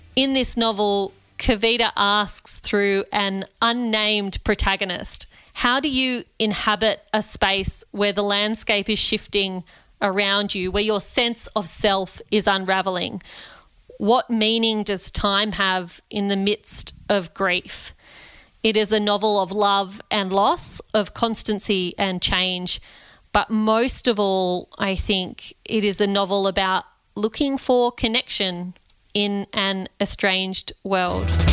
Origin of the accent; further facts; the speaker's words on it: Australia; also born or lived in Redfern, Sydney; I'm Indian Australian